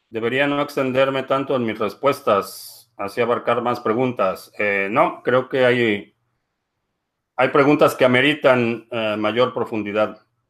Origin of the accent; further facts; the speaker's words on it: Mexico; now in Dallas, United States; aquí en Dallas, en el área metropolitana de Dallas, Texas, hay alrededor de 1.2 millones de hispanos, de los cuales casi el 80% somos de origen mexicano